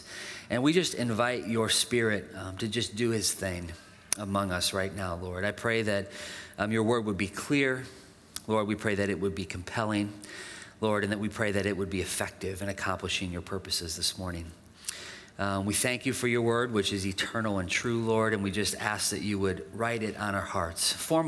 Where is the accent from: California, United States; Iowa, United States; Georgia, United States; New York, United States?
Iowa, United States; Dubuque; I grew up in Dubuque, and our family lived just on the outside of town.